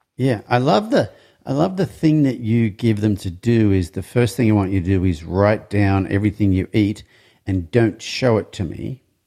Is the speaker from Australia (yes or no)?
yes; Australia; I'm from Australia